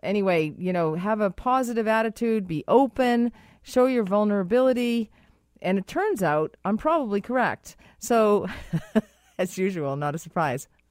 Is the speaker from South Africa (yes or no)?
no; Boston, Massachusetts, United States; accent: Boston; my Boston accent came out there